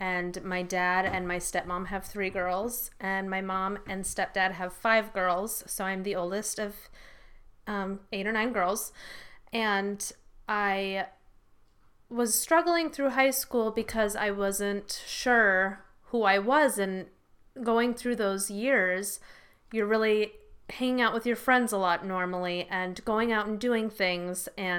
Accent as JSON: {"language": "English", "town": "Rockford", "region": "Illinois", "country": "United States", "tie": "born or raised there", "said": "I grew up in Rockford."}